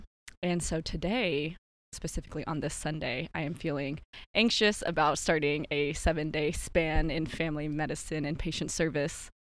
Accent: the South, United States; moved away as an adult; also born or lived in North Carolina; now in Seattle, United States; I am a Chinese American who grew up in the South

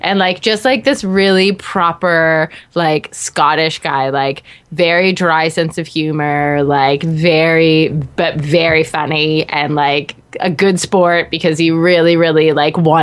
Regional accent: Canada; I'm from Canada

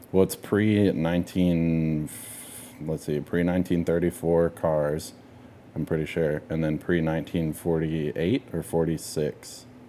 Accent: Texas, United States; we're from Texas

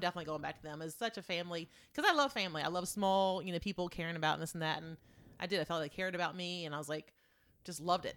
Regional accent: Eastern Shore of Virginia, United States; Moved to the Eastern Shore of Virginia, across the bridge, the Chesapeake Bay Bridge Tunnel

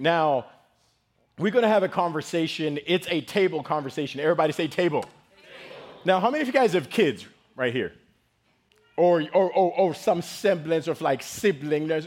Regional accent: Zimbabwe; now in United States; I am from Zimbabwe. In case you guys notice, you're like, where's that accent from

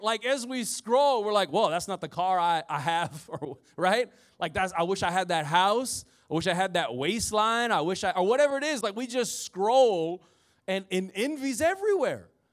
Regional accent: Indiana, United States; I'm from Indiana, so everybody had the Chevy S ten pickup truck

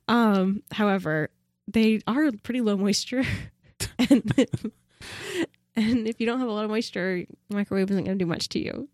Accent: Pacific Northwest, United States; I was born and raised in the Pacific Northwest

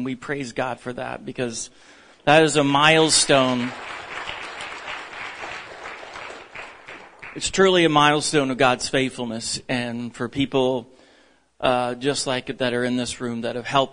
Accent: Texas, United States; moved away; I'm still a Texan at heart

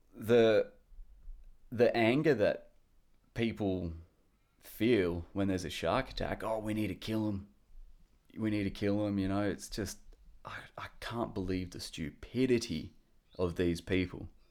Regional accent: Perth, Western Australia, Australia; I'm from Perth, which is in Western Australia

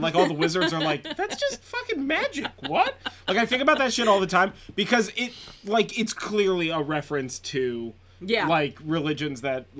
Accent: Northern California, United States; we're from Northern California

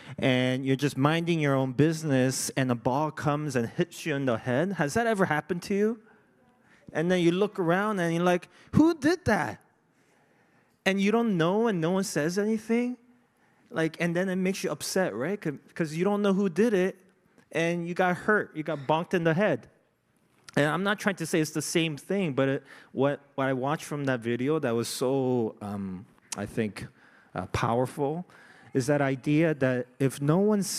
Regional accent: South Korea; now in Canada; I wasn't born in Canada, right? I came from Korea.

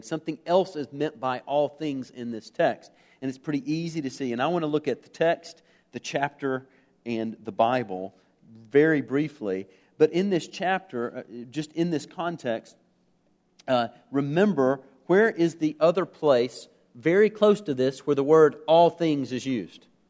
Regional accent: United States; As an American

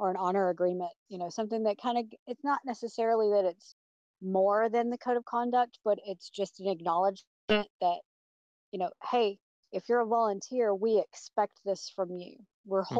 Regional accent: Atlanta, Georgia, United States; I'm from Atlanta, Georgia.

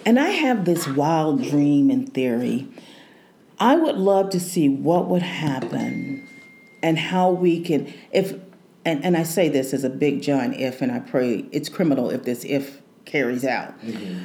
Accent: Houston, Texas, United States; moved away as an adult; now in Kansas City, United States; I'm from Houston

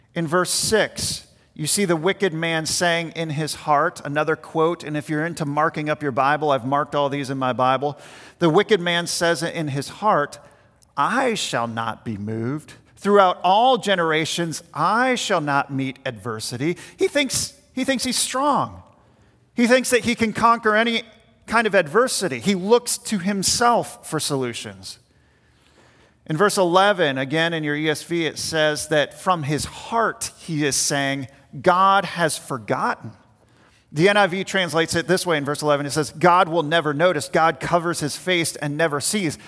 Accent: Richmond, Virginia, United States; the house that we had growing up in Richmond, Virginia

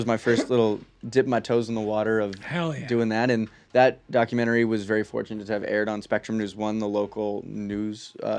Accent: California, United States; especially growing up in California

